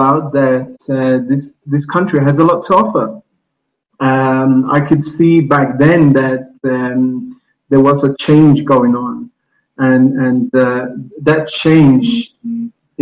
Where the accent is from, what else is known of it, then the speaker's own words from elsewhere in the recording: Stockholm, Stockholm County, Sweden; moved away as an adult; now in Colombia; I am from Sweden, Stockholm, and I'm a wealth manager